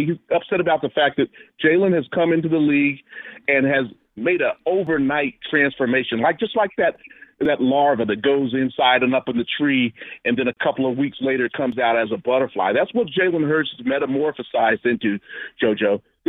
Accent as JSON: {"language": "English", "region": "New Jersey", "country": "United States", "said": "I'm from Jersey, so I can speak on this a little bit."}